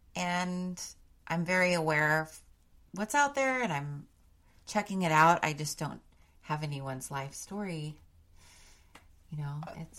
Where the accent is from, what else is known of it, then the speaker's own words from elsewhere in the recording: Austin, Texas, United States; I grew up in Austin, Texas